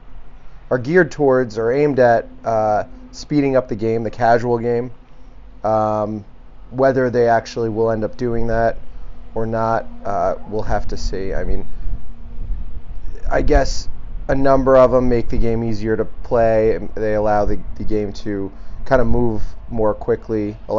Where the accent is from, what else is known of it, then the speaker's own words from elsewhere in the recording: New York, United States; now in Omaha, United States; As a New Yorker